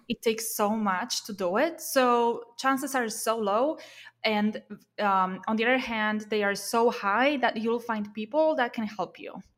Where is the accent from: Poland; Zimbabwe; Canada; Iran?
Poland; moved away as an adult; also born or lived in Warsaw, Poland; now in Silicon Valley, United States; I moved from my hometown to Warsaw, you know, in Poland, to the capital of Poland